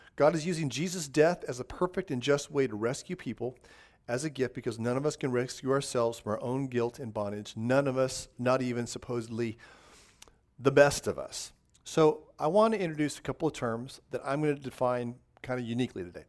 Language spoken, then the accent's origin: English; Southern California, United States; moved away; I grew up in Southern California in the high desert